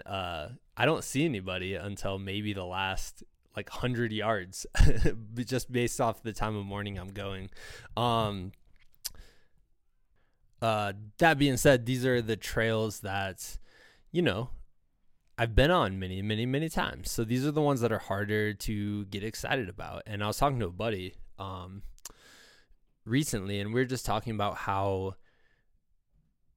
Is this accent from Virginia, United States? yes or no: no; Iowa, United States; growing up in Iowa